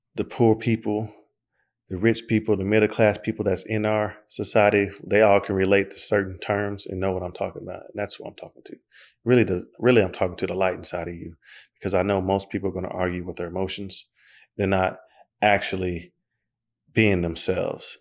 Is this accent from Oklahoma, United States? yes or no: yes; Oklahoma, United States; I'm from Oklahoma